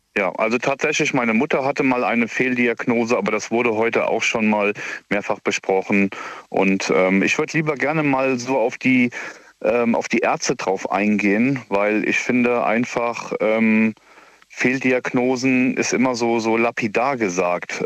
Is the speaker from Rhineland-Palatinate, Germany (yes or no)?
yes; near Koblenz, Rhineland-Palatinate, Germany; ich komme ja aus der Nähe von Koblenz